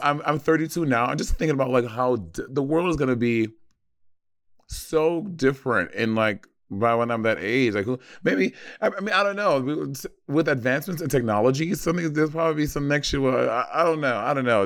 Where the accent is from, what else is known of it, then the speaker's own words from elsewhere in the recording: United States; I'm American